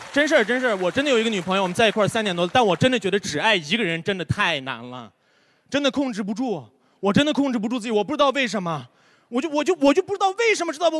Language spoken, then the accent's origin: Chinese; Xinjiang, China; Chinese is a second language; moved away; 我是新疆